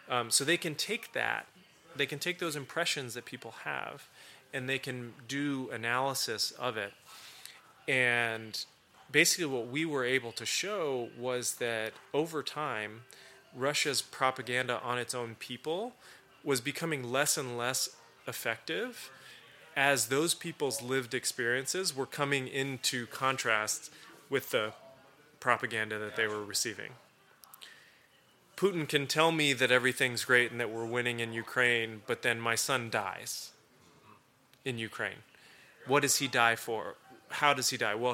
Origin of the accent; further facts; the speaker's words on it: Turkey; the reason it's personal is because I grew up in Turkey.